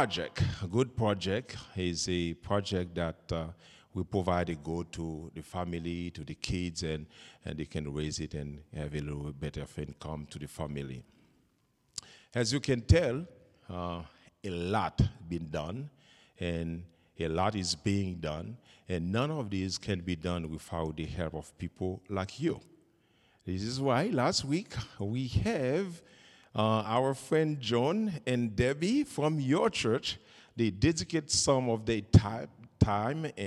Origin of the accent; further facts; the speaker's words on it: Haiti; I'm from Haiti